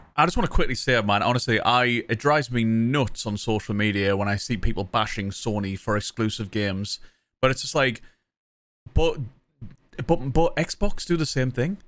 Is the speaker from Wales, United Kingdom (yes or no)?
no; Sunderland, North East England, United Kingdom; accent: Mackem; I'm from Sunderland, So I'm a Mac'em.